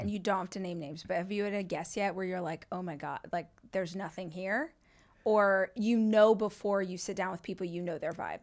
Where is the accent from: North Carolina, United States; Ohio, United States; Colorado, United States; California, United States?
California, United States; Southern; also born or lived in Austin, United States; I grew up in Southern California, lived in L A for, like, twenty years, moved to Austin for five